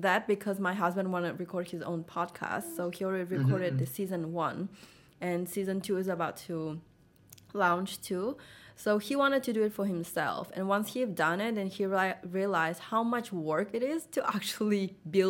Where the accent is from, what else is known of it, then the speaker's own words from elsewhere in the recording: Russia; moved away as an adult; now in United States; I was born pretty much in Russia, but my parents are Vietnamese and they moved there and then I was born. So that's where I grew up my whole life